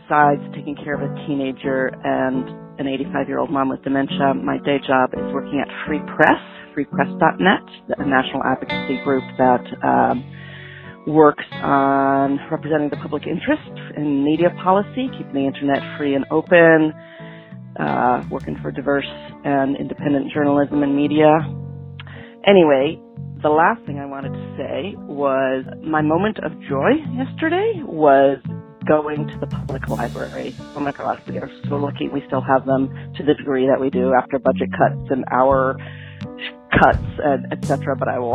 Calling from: Northampton, Massachusetts, United States; I'm calling from Northampton, Mass., progressive oasis here.

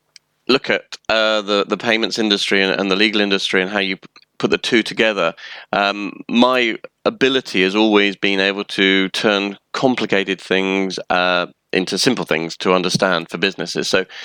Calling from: London, United Kingdom; I'm joining you from a very, very sunny London.

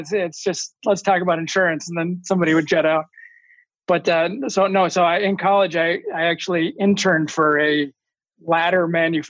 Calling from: Eden Prairie, Minnesota, United States; I'm in Eden Prairie, Minnesota today at our office, actually, because it has a better Wi-Fi signal

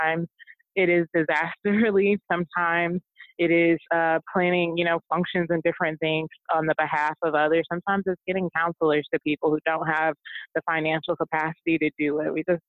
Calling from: Houston, Texas, United States; I'm in Houston right now, actually

